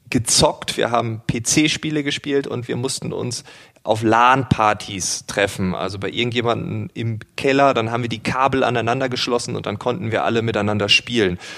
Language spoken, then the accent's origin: German; Lower Saxony, Germany; Paul, du bist Münchner, ich bin Ostfriese.